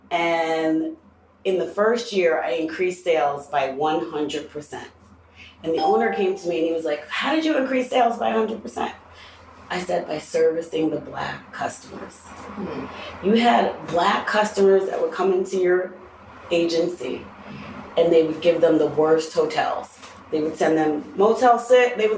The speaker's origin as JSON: {"language": "English", "town": "Greenwich", "region": "Connecticut", "country": "United States", "said": "I'm from Greenwich, Connecticut, and I need a room."}